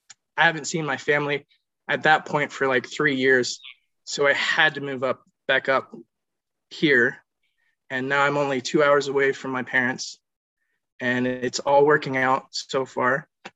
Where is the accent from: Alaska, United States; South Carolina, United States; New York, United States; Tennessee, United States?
South Carolina, United States; also born or lived in Ohio / Florida; Okay. I was born in Ohio, and then I was raised in South Carolina. We moved to Florida for schooling and back to South Carolina, then back to Florida. Now I'm here.